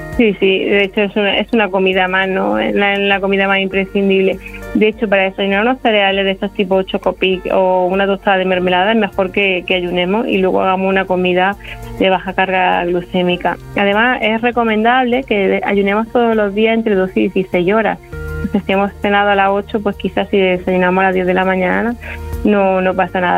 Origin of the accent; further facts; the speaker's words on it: Andalusia, Spain; yo soy andaluza